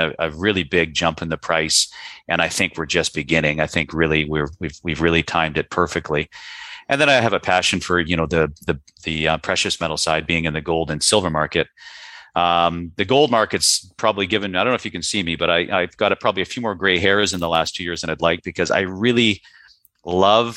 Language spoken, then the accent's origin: English; Vancouver, British Columbia, Canada; moved away; being born and raised in Vancouver, Canada